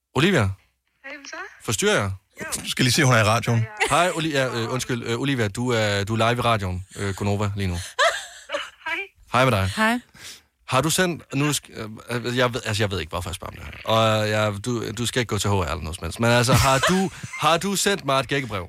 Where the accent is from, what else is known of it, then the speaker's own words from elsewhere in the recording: Varde, Southern Denmark, Denmark; jeg kommer fra Varde i Vestjylland.